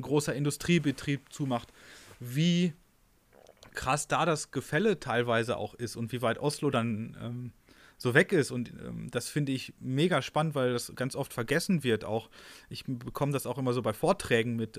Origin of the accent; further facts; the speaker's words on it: North Rhine-Westphalia, Germany; ich komme ja auch aus NRW